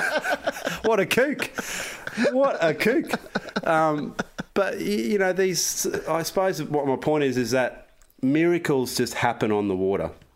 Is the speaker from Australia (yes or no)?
yes; Australia; I'm from Australia.